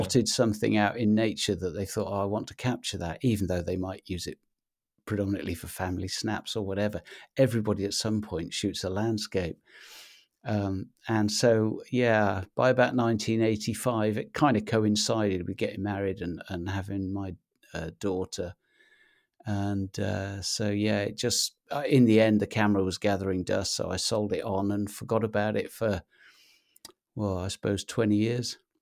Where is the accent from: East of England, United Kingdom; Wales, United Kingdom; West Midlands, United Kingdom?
Wales, United Kingdom; now in Anglesey, United Kingdom; I grew up in Mid-Wales, uh, in a, a tiny little market town